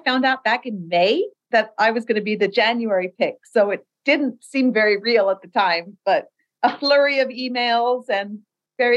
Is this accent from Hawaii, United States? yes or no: yes; Oahu, Hawaii, United States; I grew up in Hawaii and I grew up on Oahu